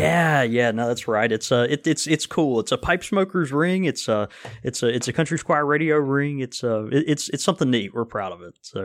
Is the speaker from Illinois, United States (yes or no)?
no; Jackson, Mississippi, United States; as a twelve-year-old, you know, boy in Jackson, Mississippi